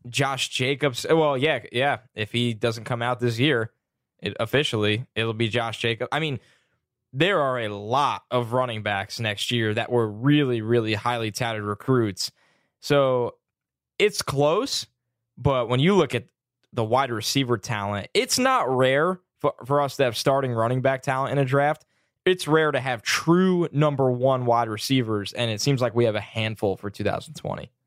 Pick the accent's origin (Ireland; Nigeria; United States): United States; New York City, New York; I'm from New York